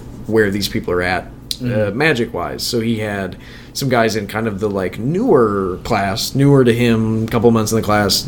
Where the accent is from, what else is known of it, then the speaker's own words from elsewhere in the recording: Minnesota, United States; I'm from Minnesota. Minnesota has a killer stand-up comedy community. But I was also, like, 12